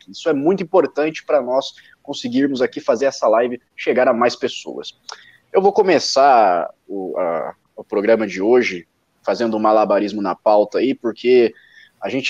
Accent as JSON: {"language": "Portuguese", "region": "Minas Gerais", "country": "Brazil", "accent": "mineiro", "said": "Eu não tenho, eu não tenho tanto sotaque mineiro assim. Eu vim de Minas, mas."}